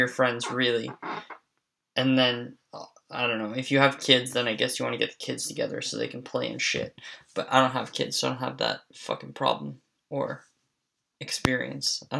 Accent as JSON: {"language": "English", "country": "Canada", "said": "I'm Canadian"}